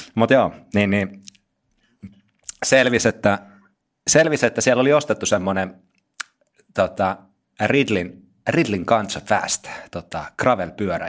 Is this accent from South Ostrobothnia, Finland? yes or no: yes; South Ostrobothnia, Finland; moved away as an adult; now in Lahti, Finland; Mä oon tota Pohjanmaalta kotoisin, Etelä-Pohjanmaalta